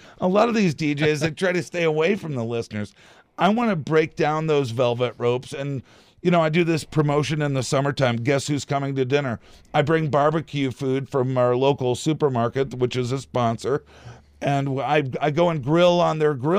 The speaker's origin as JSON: {"language": "English", "area": "outside of Boston", "region": "Massachusetts", "country": "United States", "tie": "born or raised there", "moved": "yes", "lives_now": "Traverse City, United States", "said": "I grew up outside of Boston"}